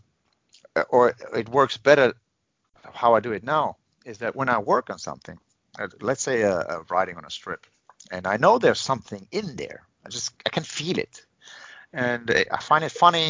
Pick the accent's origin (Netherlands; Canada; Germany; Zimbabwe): Germany; first language Finnish and German; English is a second language; My father was Serbian. My father Finnish, and I was born in Germany